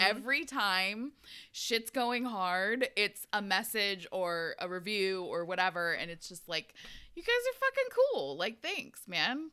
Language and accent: English; Pacific Northwest, United States; growing up in the Pacific Northwest